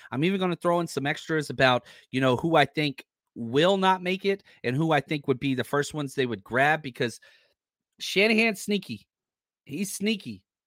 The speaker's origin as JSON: {"language": "English", "region": "Texas", "country": "United States", "tie": "born or raised there", "also_born_or_lived": "Kansas City", "moved": "yes", "said": "born and raised in Texas"}